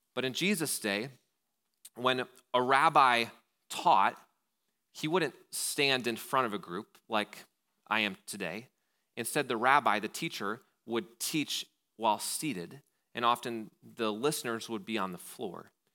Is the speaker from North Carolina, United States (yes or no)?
no; Wausau, Wisconsin, United States; being from Wausau